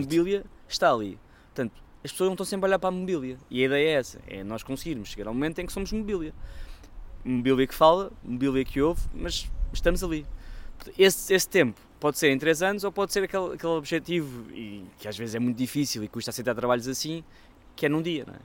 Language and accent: Portuguese; Portugal; como português